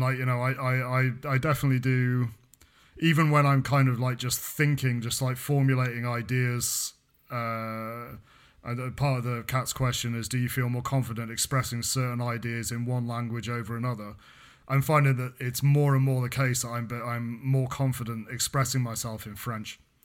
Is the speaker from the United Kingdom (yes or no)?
yes; United Kingdom; accent: English; moved away as an adult; now in France; I was born in Britain. I moved to France. I've been in France for fourteen years.